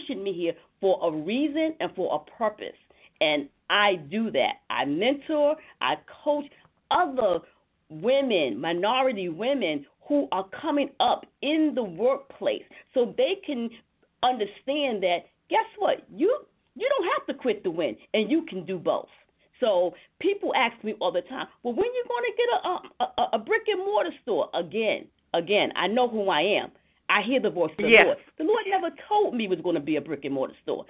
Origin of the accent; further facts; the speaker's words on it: the South, United States; I come from the South. I come from a family full of bakers